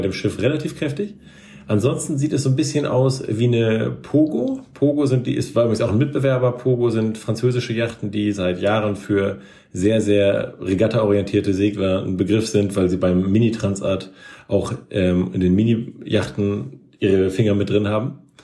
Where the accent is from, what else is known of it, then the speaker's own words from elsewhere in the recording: Northern Germany, Germany; als Norddeutscher